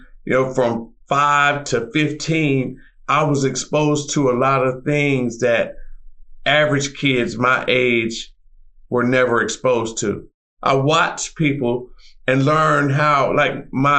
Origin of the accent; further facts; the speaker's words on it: North Carolina, United States; I'm originally from North Carolina, and the farm that I was raised on